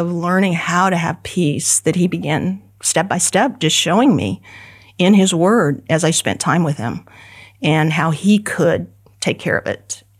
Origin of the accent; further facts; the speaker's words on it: Kansas, United States; I was from Kansas and moved over to right by KCBT and was there all the time.